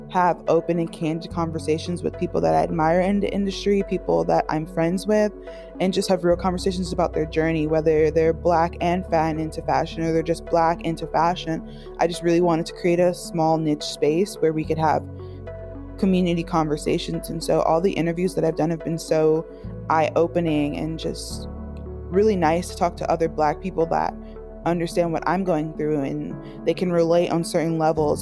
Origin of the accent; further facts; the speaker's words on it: Miami, Florida, United States; moved away; I grew up in Miami, so everything is very, like, beachy and fun, flowy